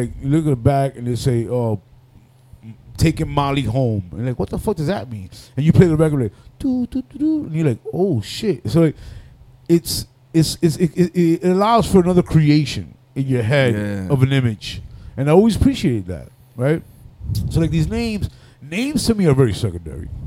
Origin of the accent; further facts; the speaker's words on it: New York City, New York, United States; I'm from Washington Heights